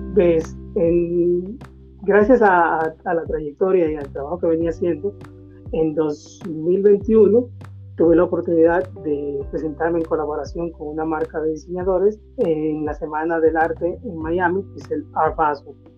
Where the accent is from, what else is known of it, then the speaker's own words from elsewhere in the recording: Dominican Republic; moved away as an adult; also born or lived in Peru; yo como dominicano